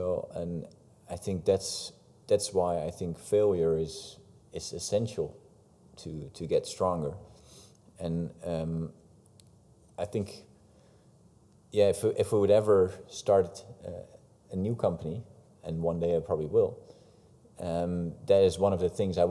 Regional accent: Netherlands; the Calvinistic background we have in the country

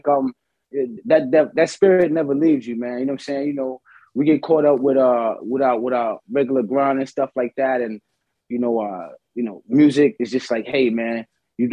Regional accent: New York City, New York, United States; the bridge was live when I was coming up

